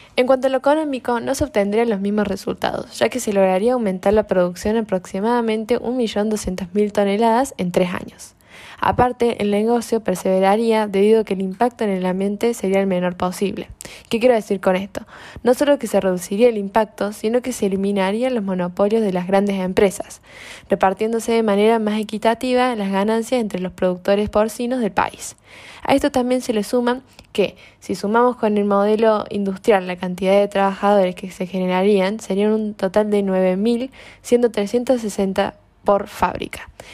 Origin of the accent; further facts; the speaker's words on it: Argentina; los menos beneficiados somos los argentinos